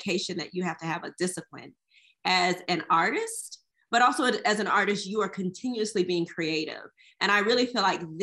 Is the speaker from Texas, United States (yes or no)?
yes; Houston, Texas, United States; I'm originally from Houston, Texas